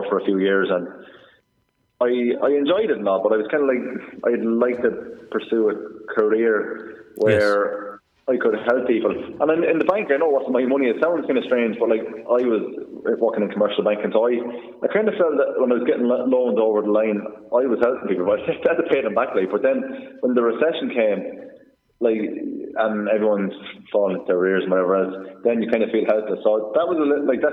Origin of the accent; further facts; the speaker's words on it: Kildare, Leinster, Ireland; I'm from Kildare